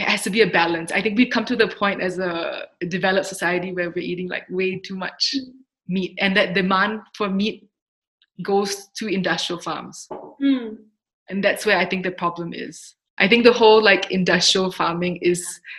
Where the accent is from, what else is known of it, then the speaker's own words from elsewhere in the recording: Singapore; moved away; I'm Singaporean.